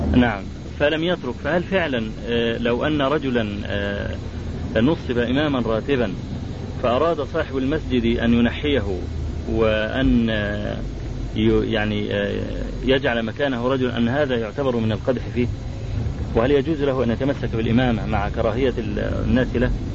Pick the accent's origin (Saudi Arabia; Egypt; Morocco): Egypt; عندنا في مصر